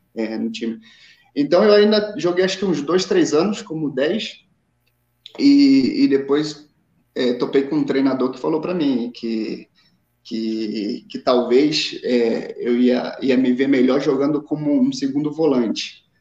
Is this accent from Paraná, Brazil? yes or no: no; São Paulo, Brazil; accent: carioca; moved away as an adult; also born or lived in São João de Meriti, Rio de Janeiro / Itaguaí, Rio de Janeiro; now in Guatemala; quando era adolescente fui, fui jogar num time em São Paulo e, e aí cresci, praticamente cresci, vivi maior tempo aí em São Paulo, desde os meus 10, 10 11 anos de idade